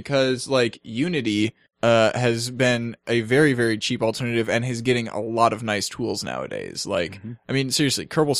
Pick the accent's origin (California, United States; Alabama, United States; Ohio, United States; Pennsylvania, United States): California, United States; I love to sing and dance. And I'm from California.